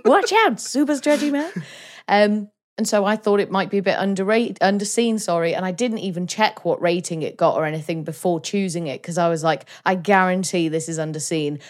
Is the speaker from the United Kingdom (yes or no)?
yes; Wales, United Kingdom; as a Welsh person, like, I like the fact I'm Welsh and I love Wales